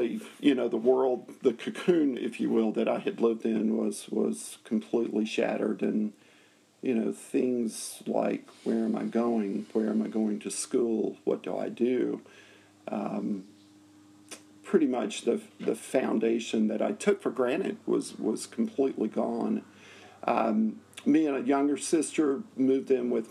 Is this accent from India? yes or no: no; Nashville, Tennessee, United States; I grew up in Nashville, Tennessee